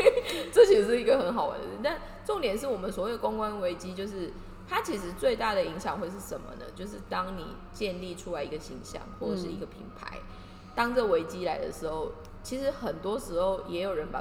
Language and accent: Chinese; Kaohsiung, Taiwan; 因为我的高中我是高雄的学校